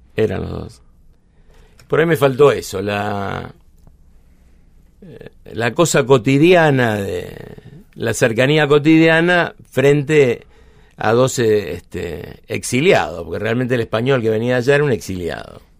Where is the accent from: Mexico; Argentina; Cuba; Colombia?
Argentina; Buenos Aires; also born or lived in San Telmo, Buenos Aires / Villa Luro, Buenos Aires; Nací en Almagro, pero me fui a los seis años a Parque Patricios